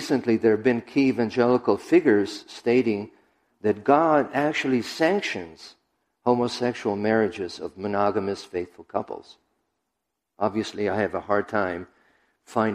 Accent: Israel; moved away; I was raised in Israel

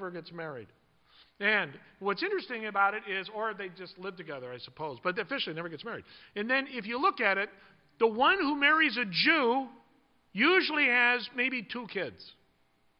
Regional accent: United States; as Jews in America, we basically identify ourselves ethnically

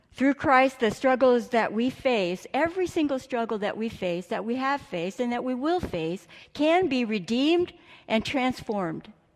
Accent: Imperial Valley, California, United States; I grew up in California and spent most of my childhood in Imperial Valley

